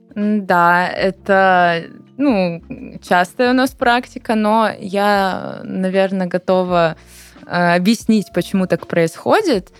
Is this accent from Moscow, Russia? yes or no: no; Sochi, Krasnodar Krai, Russia; moved away; коренной житель Сочи могу сказать